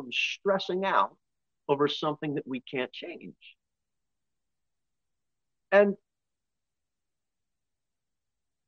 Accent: United States; we're American

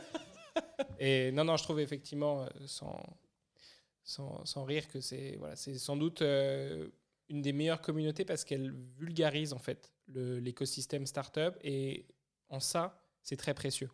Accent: Paris, Île-de-France, France; moved away; je suis natif de Paris

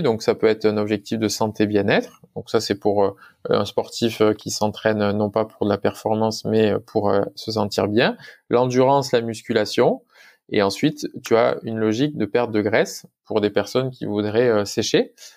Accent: France; nous en tant que Français

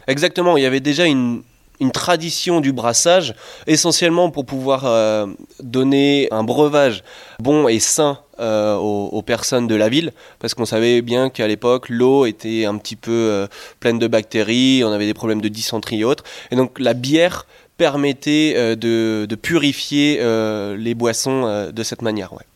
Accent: France; moved away as an adult; now in Belgium; je suis français, j'arrive au brasseur français en Belgique

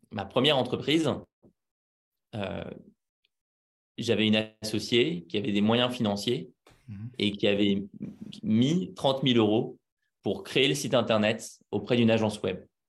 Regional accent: Paris, Île-de-France, France; je suis né à Paris. J'y ai vécu quasiment toute ma vie, à part deux ans où je suis parti vivre en nomade

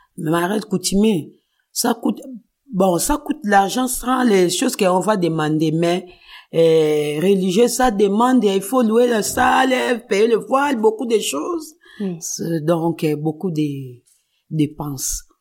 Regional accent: Kinshasa, DR Congo; moved away; moi, je suis née à Kinshasa, RDC. Je suis grandi à Kinshasa.

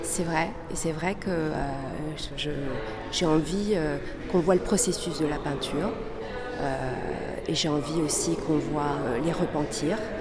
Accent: France; also born or lived in Chile; Je suis née au Chili, d'une famille chilienne. Euh, et j'ai grandi en France.

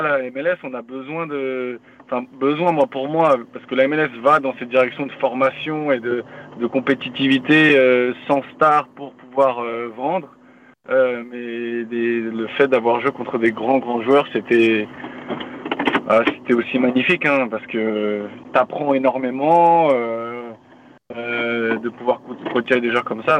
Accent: Paris, Île-de-France, France; moved away as an adult; now in Philadelphia, United States; je viens de Paris, 78, je représente

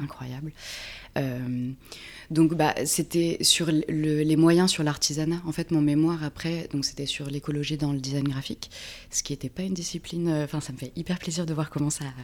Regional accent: Reims, Grand Est, France; moved away as an adult; also born or lived in Paris / Pyrenees; now in Creuse, France; je viens de Reims, de Champagne-Ardenne

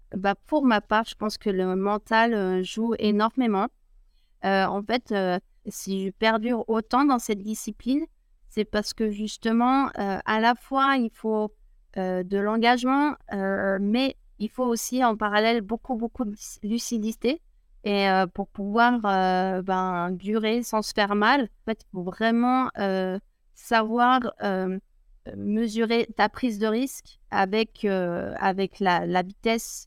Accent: La Clusaz, Auvergne-Rhône-Alpes, France; je suis originaire de La Cruza, un petit village de montagne à 1000 mètres d'altitude, une grande station de ski aussi accessoirement. Et, mmh. et voilà, je suis née là-bas

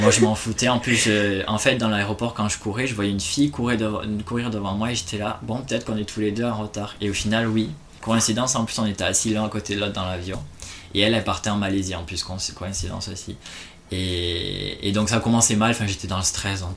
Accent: Toulouse, Occitania, France; moved away as an adult; also born or lived in Malaysia; now in Oman; je suis toulousain à la base, donc j'ai grandi là-bas

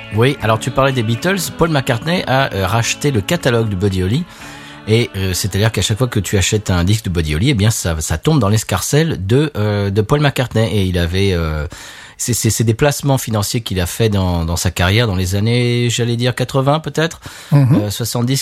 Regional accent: France; now in United States; On vit aux États-Unis, mais on est français

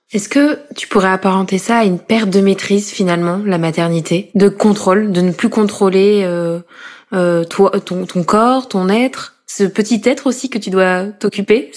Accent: Corrèze, Nouvelle-Aquitaine, France; moved away as an adult; now in Paris, France; Je suis originaire de Corrèze et je vis à Paris depuis 2015

